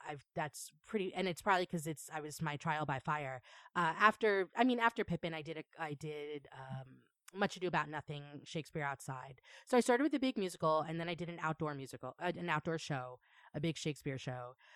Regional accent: Long Island, New York, United States; moved away as an adult; also born or lived in New Paltz, New York; now in Chicago, United States; I grew up in Long Island, New York

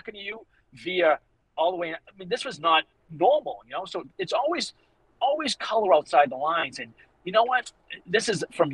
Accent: Boston, Massachusetts, United States; accent: Boston; my Boston accent

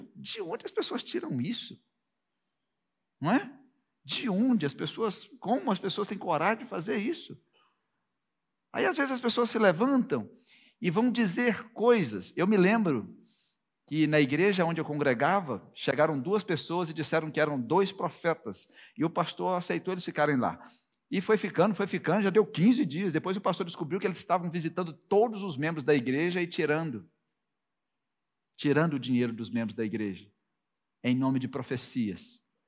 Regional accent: Minas Gerais, Brazil; Eu vim de Minas Gerais

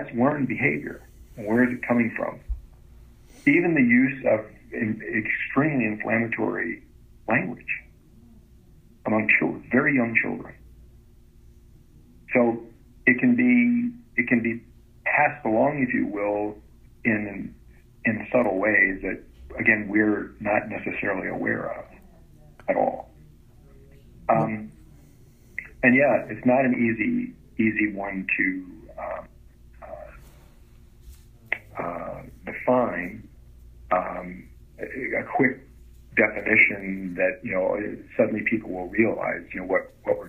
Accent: Florida, United States; now in Indiana, United States; I grew up in Florida

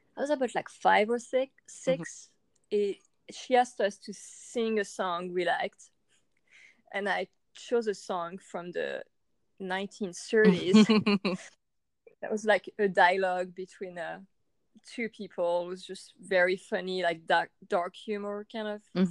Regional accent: France; I was born and raised in France

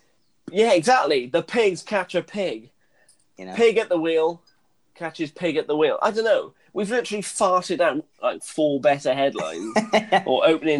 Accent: Wales, United Kingdom; I'm a Welsh man living in Wales

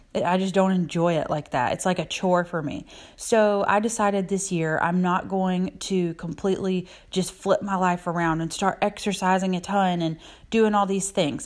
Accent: South Carolina, United States; I'm from South Carolina

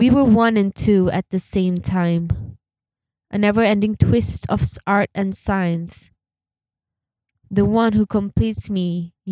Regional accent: Sabah, Malaysia; I'm a Sabahan, like I'm from Sabah

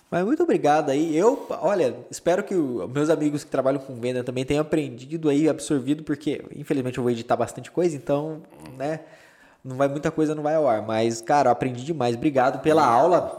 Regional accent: Campinas, São Paulo, Brazil; also born or lived in Aguaí; now in Boston, United States; É, é interior de São Paulo, Aguaí. Eu sou de Campinas, que é a cidade mais conhecida

